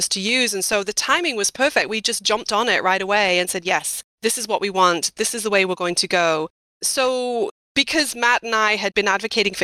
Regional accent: Yorkshire and the Humber, United Kingdom; also born or lived in Iowa, United States; now in United States; I am a Yorkshire lass

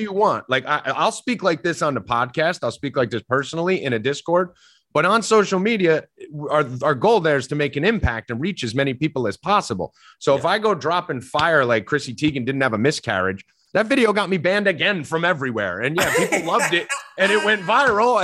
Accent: New Jersey, United States; I'm Italian from North Jersey

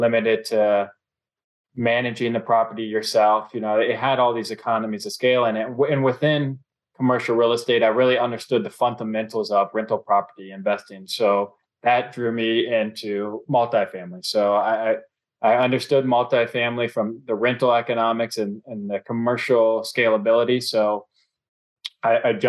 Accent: Cincinnati, Ohio, United States; I'm born and raised in Cincinnati.

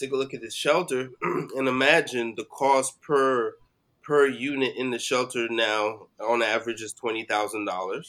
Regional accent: New York City, New York, United States; born or raised there

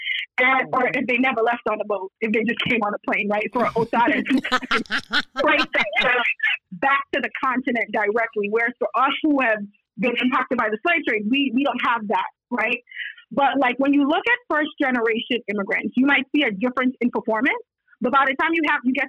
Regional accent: New York City, New York, United States; also born or lived in Guyana; I came here when I was 9. Grew up in Brooklyn

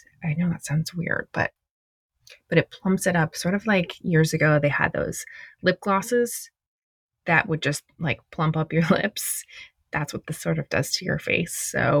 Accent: Indiana, United States; also born or lived in Detroit; now in Los Angeles, United States; I live in Los Angeles. I've lived here, I think it's 16 years. Maybe it's 15, 16 next year. I was born in Detroit. My parents moved a lot for my dad's job. I went to high school and college in Indiana.

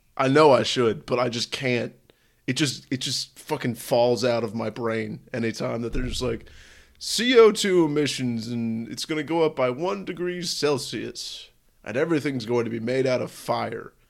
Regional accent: San Francisco, California, United States; my whole life growing up in San Francisco

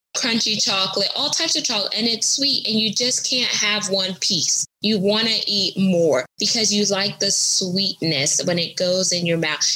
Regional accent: United States; I'm American, I'm first generation American because my parents are Caribbean descent

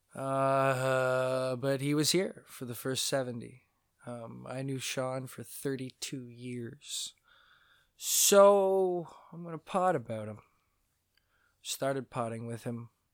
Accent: Mississauga, Ontario, Canada; also born or lived in St. Catharines, Ontario; when I was nine years old, maybe eight, I moved from Saint Catharines, Ontario, Canada. I moved to Mississauga, Ontario, Canada

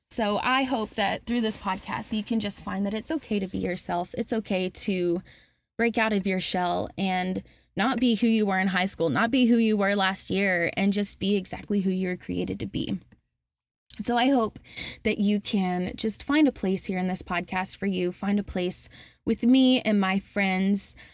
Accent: Alabama, United States; moved away as an adult; now in Murfreesboro, United States; My family moved to Alabama right before I started middle school

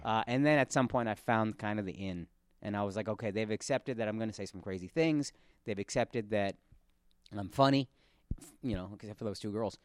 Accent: Texas, United States; I'm from Texas

